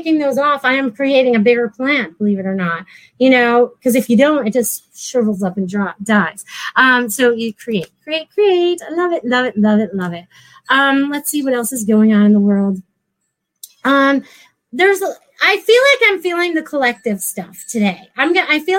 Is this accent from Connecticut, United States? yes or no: yes; Connecticut, United States; moved away; I was from Connecticut.